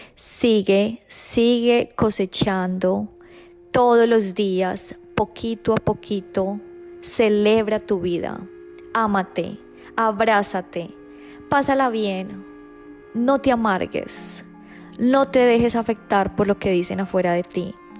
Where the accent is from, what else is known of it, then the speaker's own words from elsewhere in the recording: Colombia; moved away; yo nací en Colombia